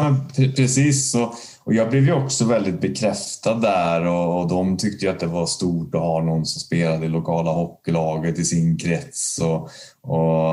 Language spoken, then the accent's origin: Swedish; Värmland, Sweden; now in Gothenburg, Sweden; jag är ju inte göteborgare från början. Jag är ju uppväxt i en, i en värmländsk liten eh, bruksort